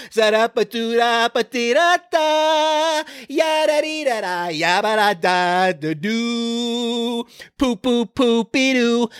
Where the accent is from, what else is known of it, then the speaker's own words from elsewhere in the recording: Florida, United States; now in Texas, United States; I'm from Florida.